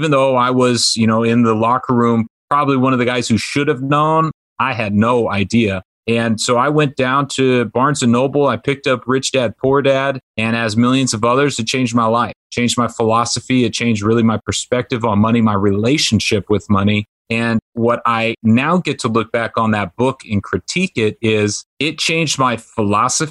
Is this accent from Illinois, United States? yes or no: no; Orange County, California, United States; also born or lived in Washington State; I grew up in Orange County, California